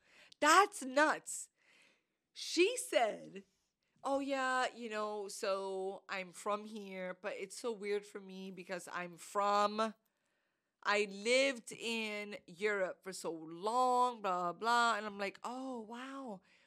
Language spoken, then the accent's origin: English; New York, United States; we're from New York.